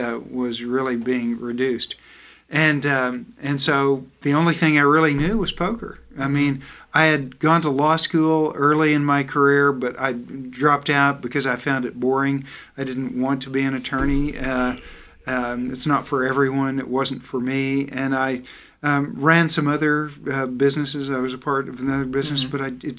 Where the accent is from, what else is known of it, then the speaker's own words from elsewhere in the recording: the South, United States; You know, Fred, I'm from the South, and I like the food I eat.